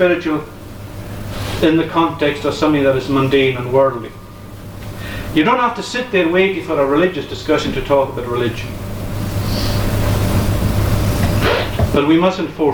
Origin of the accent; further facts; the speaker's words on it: Uist, Scotland, United Kingdom; I grew up in Uist